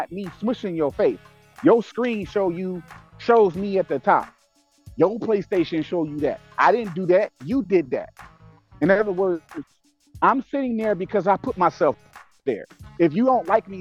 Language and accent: English; Detroit, Michigan, United States; I'm from Detroit, fam. Born and raised grit and grind from the gutter